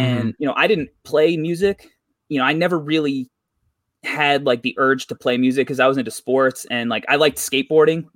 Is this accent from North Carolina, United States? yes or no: no; New York, United States; I'm from New York